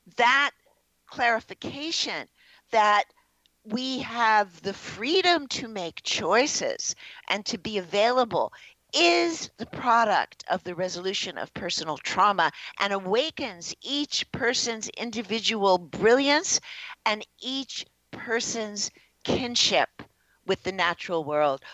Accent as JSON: {"language": "English", "town": "New York City", "region": "New York", "country": "United States", "tie": "born or raised there", "said": "I was born in the Bronx, New York"}